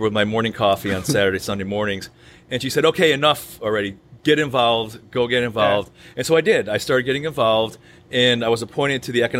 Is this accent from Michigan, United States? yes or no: no; Buffalo, New York, United States; moved away as an adult; now in Leesburg, United States; I was born in Buffalo, New York, the son of a Syrian immigrant who's with an Armenian descent, and thought I was going to spend my entire life in Buffalo